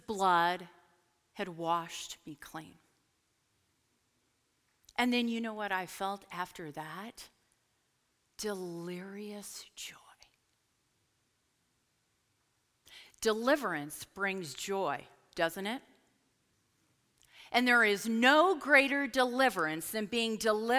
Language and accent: English; Portland, Oregon, United States; moved away as an adult; also born or lived in Lynchburg, Virginia; I'm from Portland. We don't do altar calls